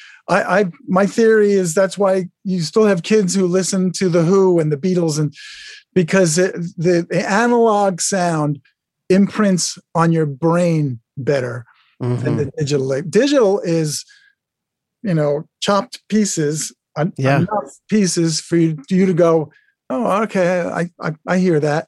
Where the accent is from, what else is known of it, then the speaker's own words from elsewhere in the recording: Long Island, Suffolk County, New York, United States; also born or lived in Oneonta, New York; I grew up actually on Long Island, out in Suffolk County